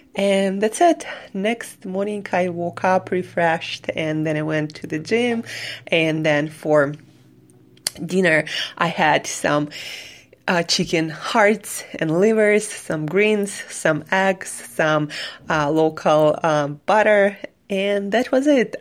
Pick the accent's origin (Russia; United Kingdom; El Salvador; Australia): Russia; Siberia; moved away as an adult; also born or lived in New York City; I am from Siberia and I spent, spent um, mm, last two years in New York City